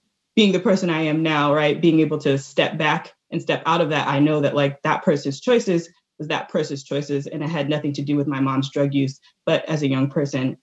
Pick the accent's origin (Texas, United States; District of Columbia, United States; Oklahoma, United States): District of Columbia, United States; Washington; I was born in Washington, D.C.